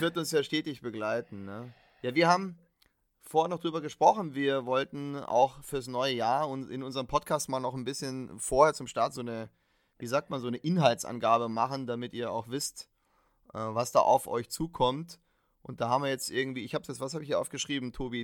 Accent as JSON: {"language": "German", "region": "Bavaria", "country": "Germany", "said": "bei uns in Bayern"}